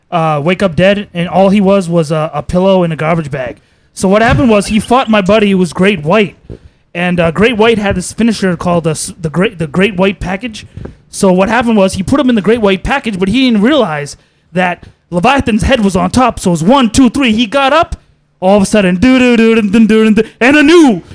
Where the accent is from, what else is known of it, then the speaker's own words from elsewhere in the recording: Boston, Massachusetts, United States; I was born here in Massachusetts, Brighton